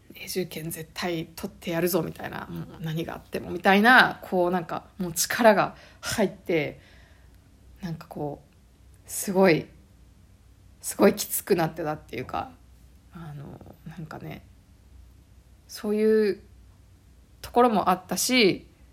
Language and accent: Japanese; Nagoya, Aichi, Japan; moved away as an adult; now in Canada; 私日本の地元が名古屋なので